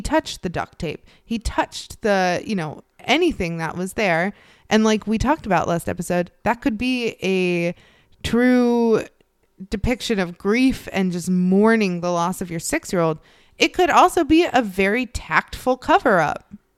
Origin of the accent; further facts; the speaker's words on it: Chicago, Illinois, United States; I grew up in the Chicagoland area